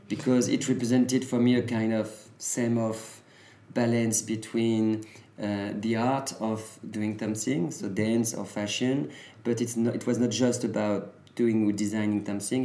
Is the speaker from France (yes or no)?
yes; Normandy, France; I was born and raised in Normandy